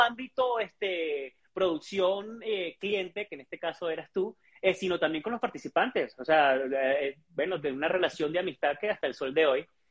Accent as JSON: {"language": "Spanish", "country": "Venezuela", "also_born_or_lived": "Ecuador / Argentina / Guadalajara, Mexico", "moved": "as an adult", "lives_now": "Mexico City, Mexico", "said": "en mi país, Venezuela"}